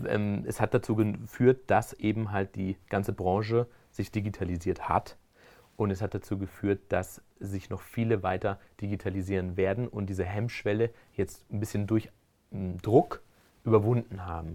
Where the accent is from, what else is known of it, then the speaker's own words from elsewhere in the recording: Spain; also born or lived in Germany; now in Switzerland; gebürtig aus Deutschland und ähm, bin dann aber in Spanien aufgewachsen